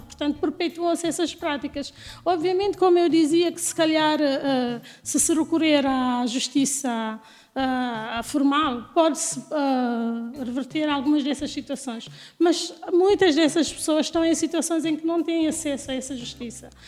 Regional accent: Guinea-Bissau; also born or lived in United States; now in Lisbon, Portugal; eu sou da Guiné

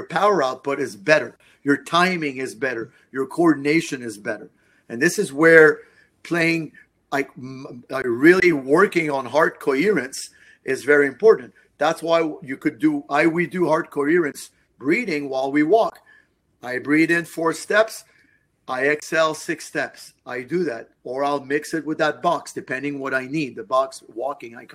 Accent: Montreal, Quebec, Canada; I'm from Montreal

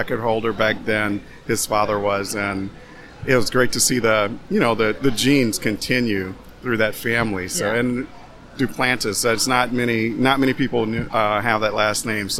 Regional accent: the South, United States; now in Madison, United States; I came from the South to Madison, Wisconsin, completely different culture, not knowing anyone.

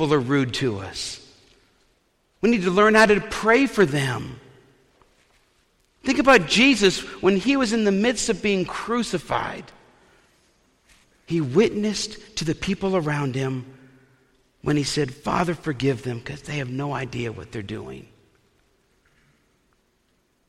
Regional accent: Eastern Iowa, United States; we're all from Eastern Iowa, and you're a Cubs fan if you're from Eastern Iowa.

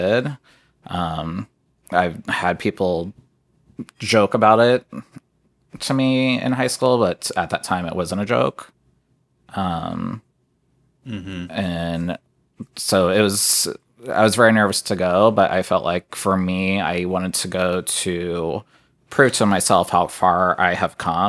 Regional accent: Lima, Ohio, United States; I'm from Lima, Ohio

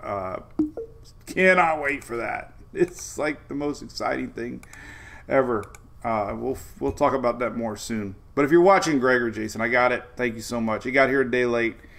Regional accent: Oldsmar, Florida, United States; coming to you live from Oldsmar, Florida, my hometown

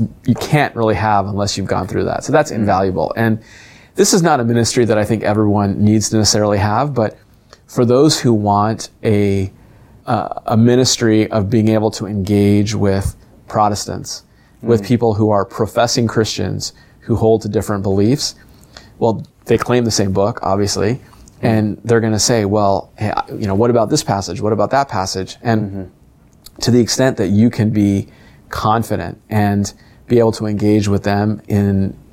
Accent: Southern California, United States; I'm ethnically Indian. I grew up in Southern California

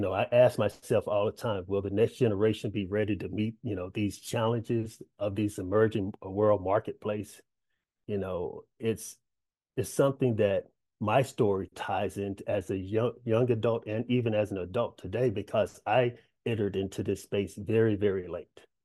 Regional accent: Dallas, Texas, United States; I'm from Pleasant Grove, southeast area of Dallas, Texas

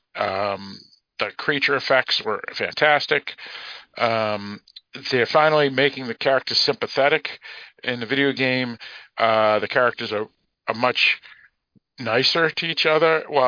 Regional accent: Boston, Massachusetts, United States; this is Boston, so this is freaking awesome for me, because this is my hometown.

